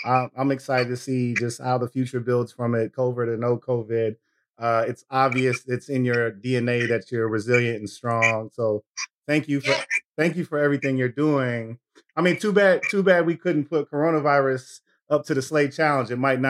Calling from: Minneapolis, Minnesota, United States; I am in Minneapolis, so a couple hours ahead of you.

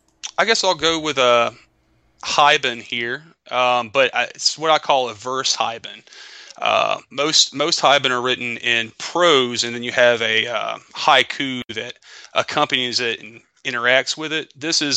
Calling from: Carrollton, Georgia, United States; Carrollton, Georgia.

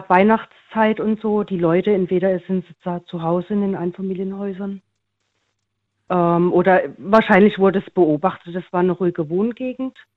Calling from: Karlsruhe, Baden-Württemberg, Germany; Ich bin aus dem Raum Karlsruhe.

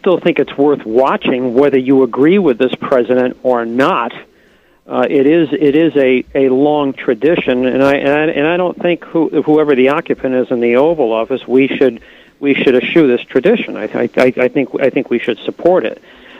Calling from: Norwalk, Connecticut, United States; I'm calling from Norwalk, Connecticut.

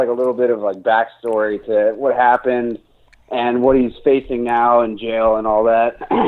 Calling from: Charlottesville, Virginia, United States; I'm calling from Charlottesville, Virginia.

